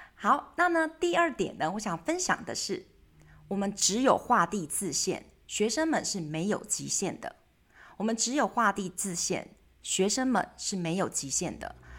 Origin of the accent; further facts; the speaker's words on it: Taiwan; 我们台湾人会大量的去接收跟接受西方媒体